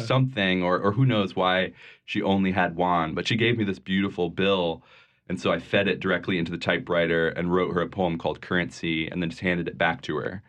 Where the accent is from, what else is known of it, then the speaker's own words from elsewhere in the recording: Vermont, United States; moved away; also born or lived in New Orleans; I grew up in, uh, a tiny town in Vermont